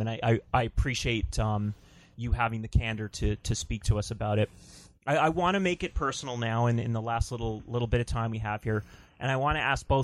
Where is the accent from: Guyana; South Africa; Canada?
Canada; Toronto, Ontario; also born or lived in Stouffville, Ontario; When I was a kid, growing up in Toronto and Stouffville, Ontario